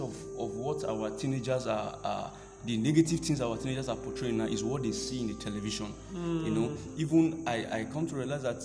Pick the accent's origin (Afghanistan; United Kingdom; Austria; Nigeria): Nigeria; Kogi; I'm from Kogi State